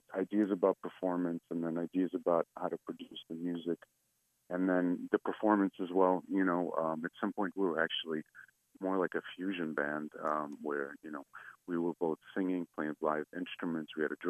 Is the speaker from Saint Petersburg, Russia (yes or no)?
yes; Saint Petersburg, Russia; English is a second language; now in United States; We're both from the Eastern Bloc. I myself originally from St. Petersburg, Russia, but I spent most of my life here in the States.